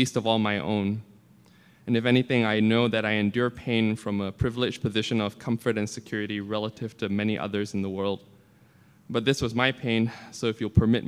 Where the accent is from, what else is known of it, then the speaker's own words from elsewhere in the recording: Malaysia; moved away; I grew up in Malaysia, a Muslim majority apartheid state